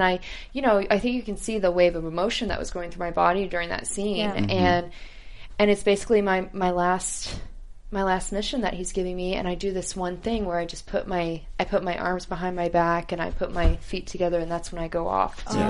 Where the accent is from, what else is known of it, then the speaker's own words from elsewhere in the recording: Houston, Texas, United States; I'm from Houston